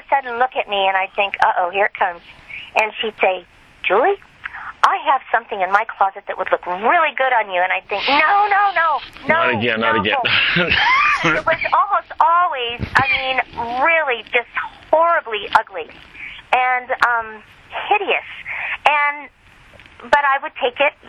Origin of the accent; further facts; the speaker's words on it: Southern California, United States; moved away as an adult; also born or lived in Lake Tahoe area, High Sierras; now in Lake Tahoe, United States; I'm from Southern California.